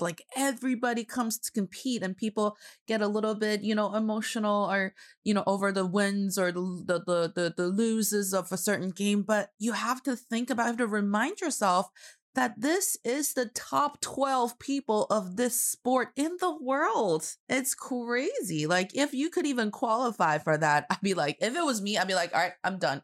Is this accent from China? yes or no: yes; Northeast China, China; now in Beijing, China; I am proudly representing the cold Northeast part of China